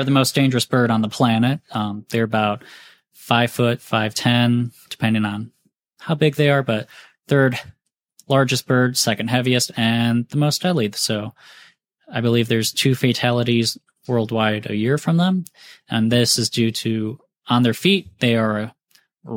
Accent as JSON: {"language": "English", "town": "Mentor", "region": "Ohio", "country": "United States", "tie": "born or raised there", "moved": "as an adult", "lives_now": "Greensboro, United States", "said": "where I grew up in Mentor, Ohio, outside of Cleveland."}